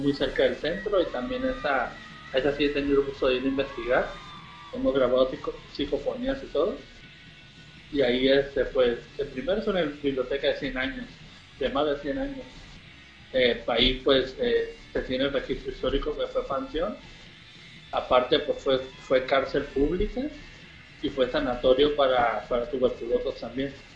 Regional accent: Baja California Sur, Mexico; Muchas veces cuando voy, de viaje me dicen, ah, eres de Baja California Sur y, y ocupo pasaporte para ir para allá. Y digo, no, somos de México

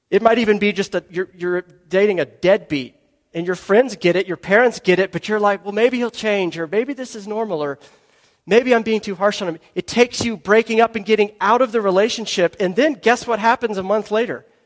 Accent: Georgia, United States; moved away as an adult; So, I am a Southerner. I am a Georgian. First 25 years of my life, I lived in Georgia. I was raised in Georgia. I didn't leave that much.

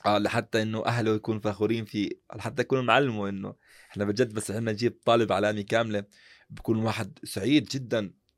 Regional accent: Jordan; عندنا في المملكة الأردنية يعني خاصة عندنا في الأردن

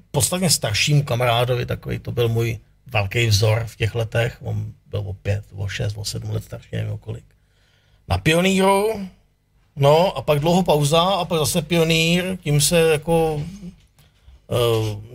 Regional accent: Duchcov, Ústí nad Labem Region, Czechia; Mm, to v Duchcov, Teplice.

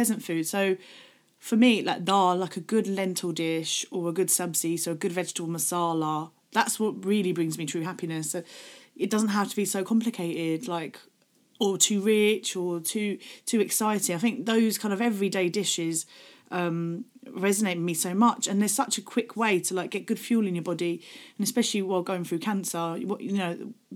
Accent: Gravesend, South East England, United Kingdom; I grew up in Gravesend in Kent

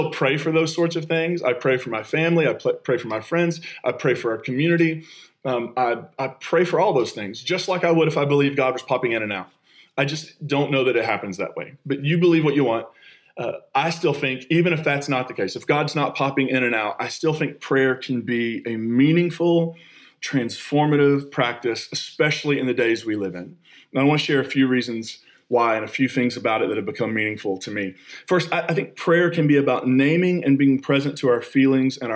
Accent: United States; moved away; I grew up on the Kentucky-West Virginia line. I identify both Kentucky and West Virginia

